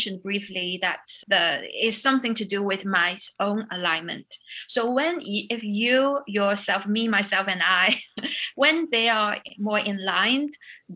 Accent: China; moved away as an adult; also born or lived in United Kingdom; I came from China

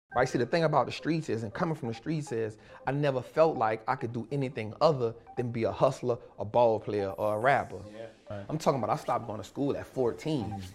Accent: New Orleans, Louisiana, United States; I grew up in New Orleans

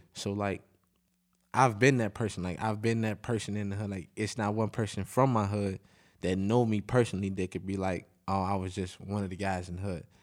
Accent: Chicago, Illinois, United States; I'm from Inglewood. I'm from, like, sixty-third Street

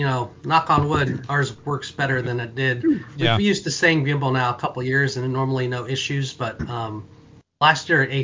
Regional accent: around Kings Island, Ohio, United States; I grew up in and around Kings Island

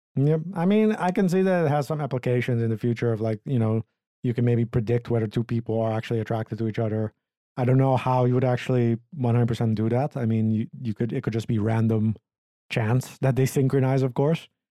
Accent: Aruba; moved away; my home country, or island, I guess, Aruba.

